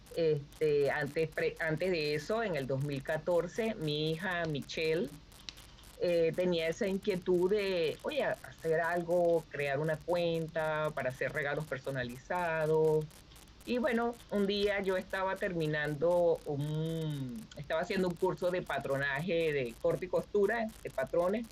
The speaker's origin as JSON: {"language": "Spanish", "town": "Barquisimeto", "region": "Lara", "country": "Venezuela", "moved": "as an adult", "lives_now": "Wisconsin, United States", "said": "soy de Barquisimeto, Estado Lara"}